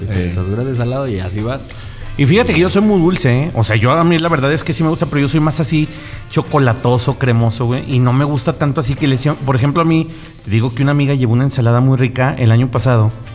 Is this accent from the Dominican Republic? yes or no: no; Mexico; como buenos mexicanos